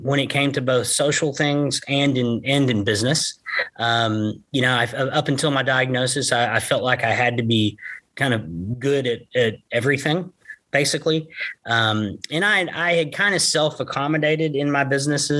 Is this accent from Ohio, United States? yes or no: no; Gainesville, Texas, United States; also born or lived in Chattanooga, Tennessee / Rockwall, Texas; We grew up here in Gainesville, Texas together